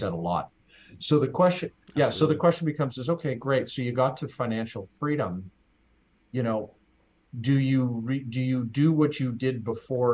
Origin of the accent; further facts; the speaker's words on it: Saskatchewan, Canada; I grew up in Saskatchewan.